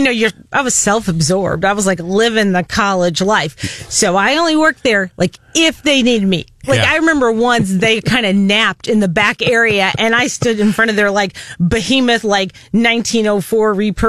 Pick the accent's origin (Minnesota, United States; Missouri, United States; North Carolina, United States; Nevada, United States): Missouri, United States; Columbia; also born or lived in Poplar Bluff, Missouri; Well, I was born in Southeast Missouri in Poplar Bluff, although my parents moved here when I was three.